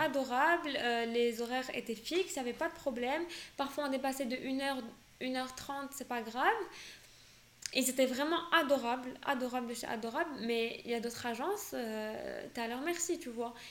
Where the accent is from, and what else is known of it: Morocco; born or raised there; first language French